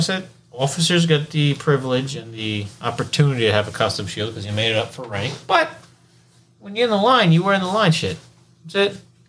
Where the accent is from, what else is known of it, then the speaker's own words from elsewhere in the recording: New York, United States; I'm from New York.